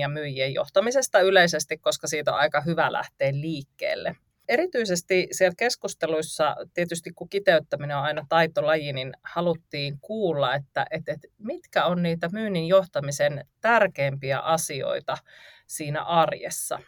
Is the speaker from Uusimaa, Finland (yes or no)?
no; North Karelia, Finland; mä oon kotoisin tuolta Pohjois-Karjalasta